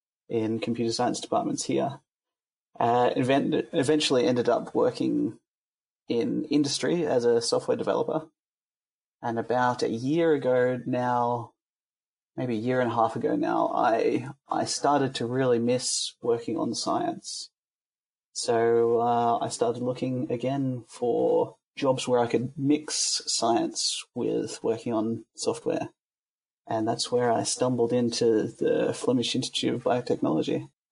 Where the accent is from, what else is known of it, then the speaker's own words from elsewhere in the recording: Melbourne, Victoria, Australia; moved away as an adult; also born or lived in Netherlands; now in Belgium; might hear from my accent that I started in Australia. I'm from Melbourne, you could say. Not really from Melbourne, but I've lived there most of my life, so we'll say I'm from Melbourne in Victoria.